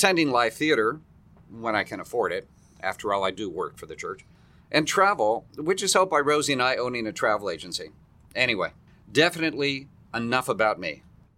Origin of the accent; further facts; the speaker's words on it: San Francisco, California, United States; moved away as an adult; also born or lived in Colorado / Florida; now in Orlando, United States; I was born in the beautiful city by the bay, San Francisco, California